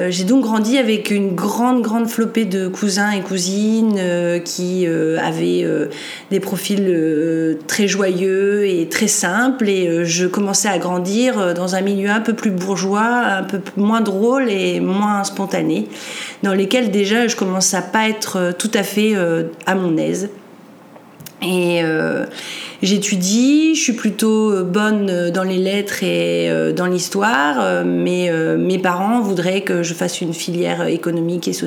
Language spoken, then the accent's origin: French; northern France, France; je suis originaire du nord de la France.